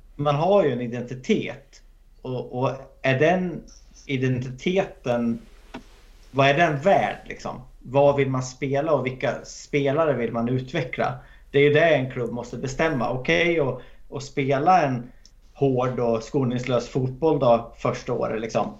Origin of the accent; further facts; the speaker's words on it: Hälsingland, Gävleborg County, Sweden; moved away; jag är från Hälsingland från början